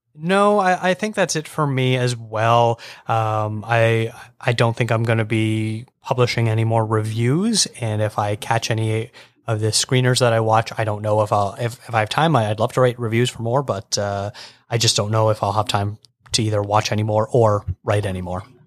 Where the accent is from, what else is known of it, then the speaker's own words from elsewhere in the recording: Burlington, Ontario, Canada; moved away as an adult; also born or lived in Toronto; now in British Columbia, Canada; I grew up just outside of Burlington